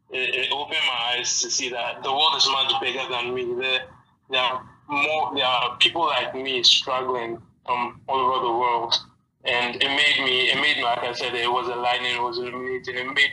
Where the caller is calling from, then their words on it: Ghana; I'm calling from Ghana, by the way.